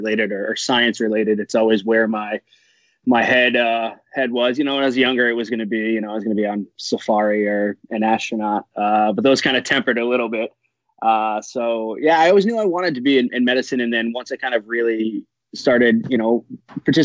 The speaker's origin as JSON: {"language": "English", "town": "Warwick", "region": "Rhode Island", "country": "United States", "tie": "born or raised there", "said": "I grew up in Warwick, Rhode Island"}